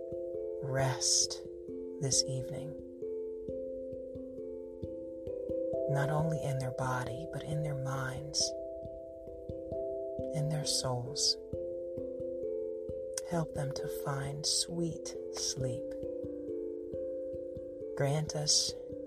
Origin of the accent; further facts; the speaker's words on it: Cincinnati, Ohio, United States; I am from Cincinnati